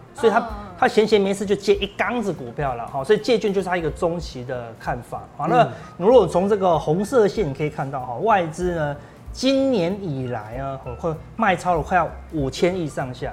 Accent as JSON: {"language": "Chinese", "country": "Taiwan", "said": "我们台湾人的老板都要有些什么一个礼拜就看一次绩效了，"}